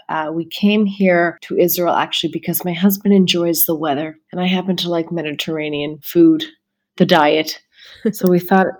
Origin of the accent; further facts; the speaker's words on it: Toronto, Ontario, Canada; I'm Canadian. Why would I give that up?